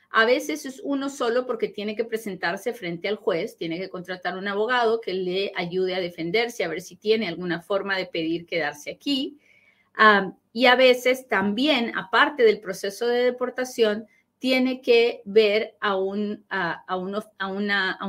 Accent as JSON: {"language": "Spanish", "town": "Monterrey", "region": "Nuevo León", "country": "Mexico", "said": "Tenemos 22 años casados, yo tampoco soy ciudadana, soy de Monterrey."}